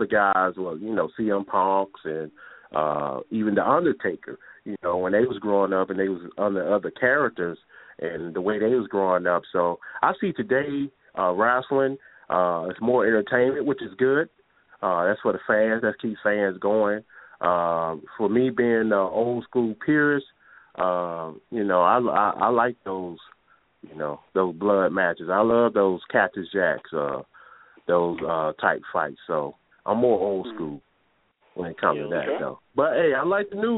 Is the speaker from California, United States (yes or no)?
no; Talladega, Alabama, United States; moved away as an adult; now in Baltimore, United States